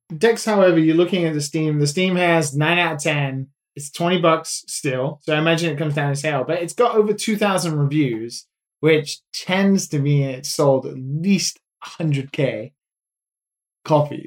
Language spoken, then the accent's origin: English; United Kingdom; being British